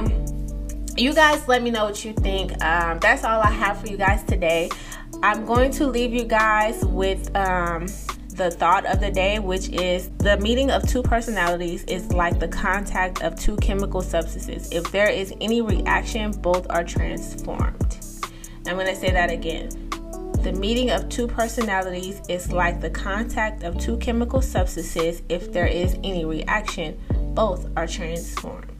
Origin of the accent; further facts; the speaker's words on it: East Coast, United States; I'm from the East Coast